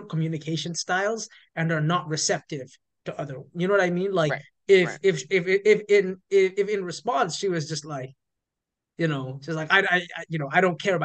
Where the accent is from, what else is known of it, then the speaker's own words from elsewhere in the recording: Toronto, Ontario, Canada; moved away as an adult; now in United States; I grew up in Toronto